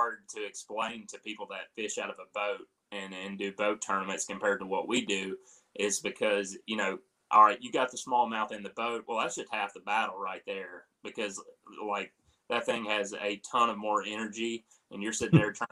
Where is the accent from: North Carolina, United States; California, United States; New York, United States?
North Carolina, United States; moved away; growing up in North Carolina